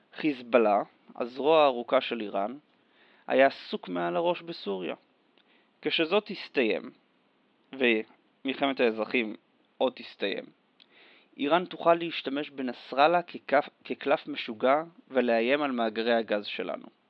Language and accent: Hebrew; Israel; אנחנו כישראלים